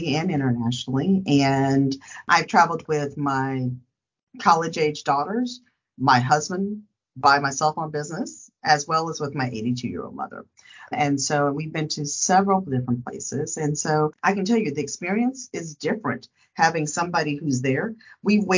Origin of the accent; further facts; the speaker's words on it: Dallas, Texas, United States; I hail from Dallas, Texas